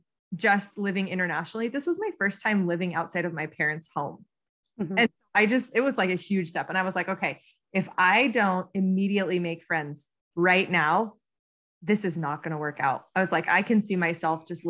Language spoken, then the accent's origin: English; United States; accent: American; first language English; also born or lived in Nantes, France; with my very American accent.